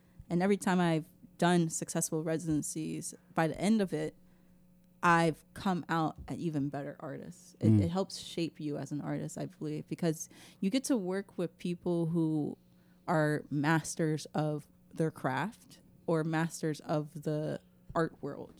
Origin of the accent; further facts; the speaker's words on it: Memphis, Tennessee, United States; I'm from South Memphis